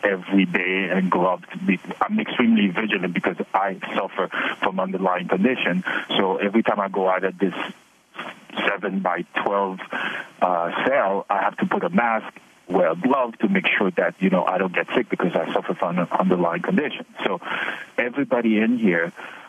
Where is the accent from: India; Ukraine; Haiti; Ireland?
Haiti; now in United States; I'm a legal permanent resident for 30 years. I was born in Haiti.